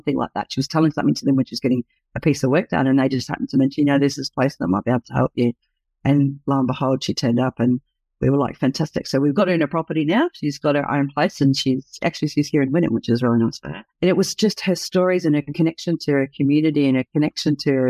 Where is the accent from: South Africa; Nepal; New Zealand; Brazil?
New Zealand; now in Australia; I'm a Kiwi